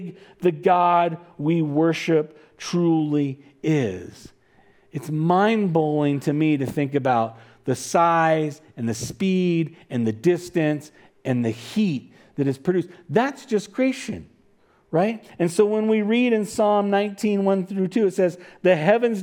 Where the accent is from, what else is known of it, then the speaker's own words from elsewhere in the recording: California, United States; I'm from California